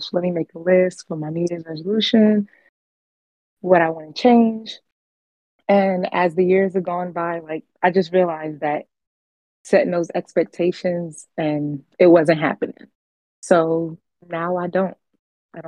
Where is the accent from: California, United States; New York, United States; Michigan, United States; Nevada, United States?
New York, United States; New York City; now in El Paso, United States; 34, originally from the Bronx, and I'm currently living in El Paso